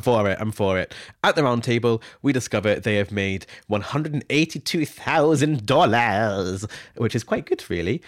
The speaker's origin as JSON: {"language": "English", "town": "Scone", "region": "Scotland", "country": "United Kingdom", "tie": "born or raised there", "said": "Scoon is my hometown. It's where I grew up"}